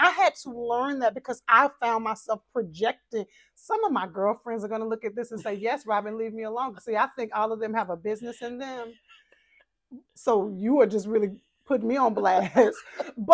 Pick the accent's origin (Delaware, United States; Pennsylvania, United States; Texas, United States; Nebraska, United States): Texas, United States; I'm from Texas